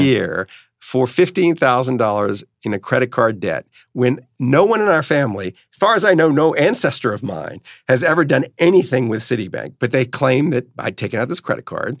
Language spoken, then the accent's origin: English; New Orleans, Louisiana, United States; where I grew up in New Orleans